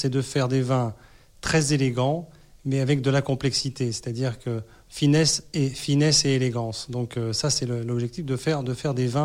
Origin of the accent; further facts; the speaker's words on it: Rochester, New York, United States; born there; mon père a travaillé euh, aux États-Unis euh, dans les années 70 et je suis né euh, dans l'État de New York, euh, près de Rochester, exactement. Donc j'ai un passeport américain.